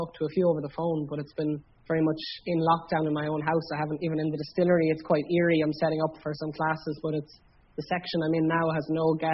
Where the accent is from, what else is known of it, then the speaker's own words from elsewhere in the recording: Ireland; I am aware as Irish people